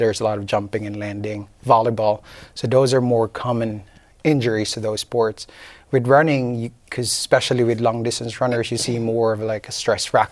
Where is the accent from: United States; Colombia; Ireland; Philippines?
Philippines; moved away; I grew up in the Philippines. And for being a Filipino, my height, I'm tall